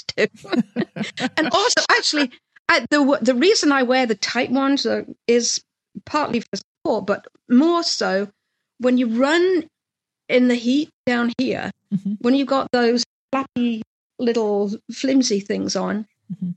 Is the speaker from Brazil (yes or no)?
no; England, United Kingdom; moved away as an adult; also born or lived in London / New Orleans; now in Savannah, United States; being English